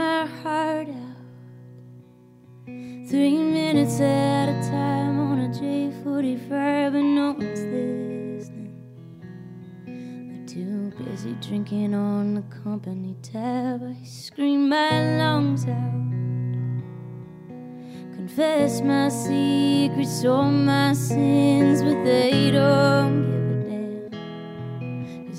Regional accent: Minnesota, United States; moved away as an adult; now in Nashville, United States; we're all from Minnesota

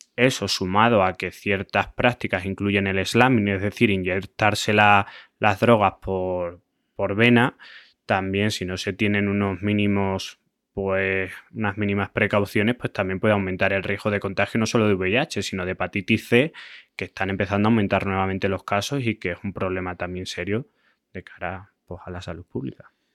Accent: Extremadura, Spain; Yo siempre quiero llevar mi tierra por bandera, Extremadura

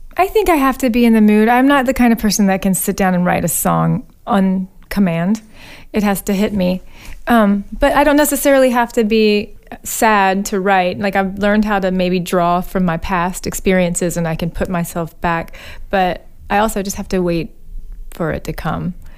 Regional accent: Birmingham, Alabama, United States; also born or lived in Nebraska; now in California, United States; I moved back to my hometown, Birmingham, Alabama

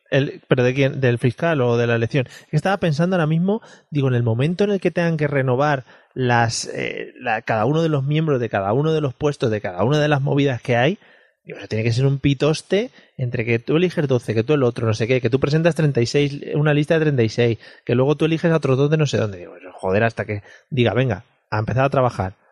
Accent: Spain; Porque somos españoles y muchos españoles.

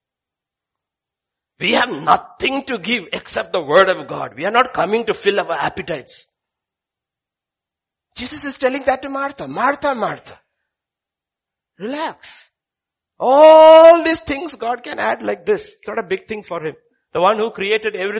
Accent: Kerala, India; now in Hyderabad, India; I'm from Kerala.

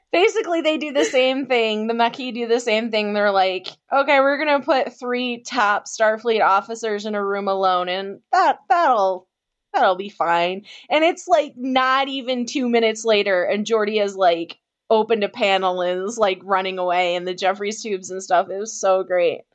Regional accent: Michigan, United States; I'm from Michigan

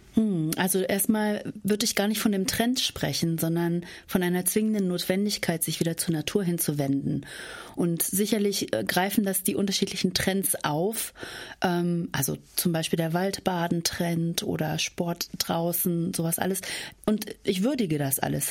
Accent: Spreewald, Brandenburg, Germany; moved away as an adult; now in Essen, Germany; Aber ich komme selber aus dem Spreewald. Also ich bin ein echtes Landei und lebe jetzt in der Großstadt. Ich bin auf einem Hof groß geworden

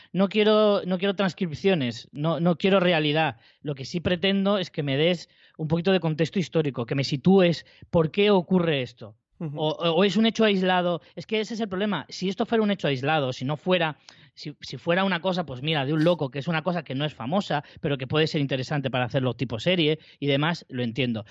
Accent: Spain; yo, como español, de, de, una edad concreta

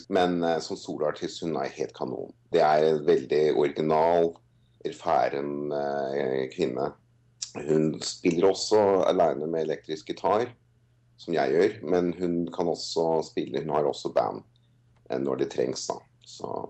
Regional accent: Norway; now in Australia; Nei, altså jeg har eh, holdt på der eh, som soloartist siden 2003. Varmet opp for … 2004. Og jeg har spilt både her og der, litt mest i Oslo

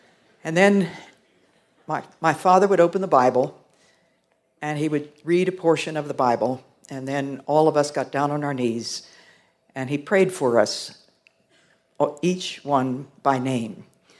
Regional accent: Belgium; born there; my parents were missionaries, and I was born there in Belgium.

